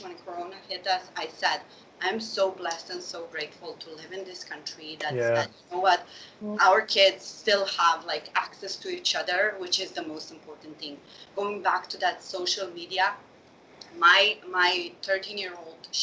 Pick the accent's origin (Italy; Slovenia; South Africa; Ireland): Slovenia; moved away as an adult; now in Sweden; I grew up in Slovenia to Bosnian parents